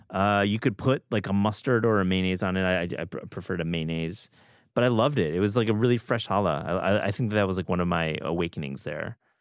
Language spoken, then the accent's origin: English; Midwest, United States; I grew up in the Midwest